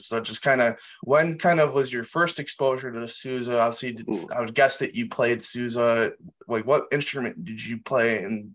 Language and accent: English; Racine, Wisconsin, United States; born or raised there